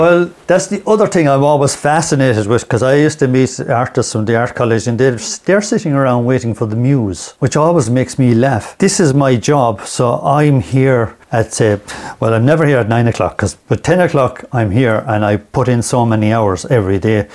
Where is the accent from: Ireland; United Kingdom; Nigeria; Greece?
Ireland; Limerick, Munster; moved away as an adult; now in Ennis, Ireland; I'm originally from Limerick